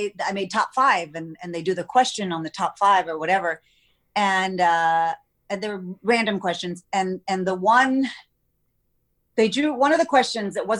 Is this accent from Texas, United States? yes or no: yes; Texas, United States; I'm from Texas where it's pageants and football, but I didn't grow up with it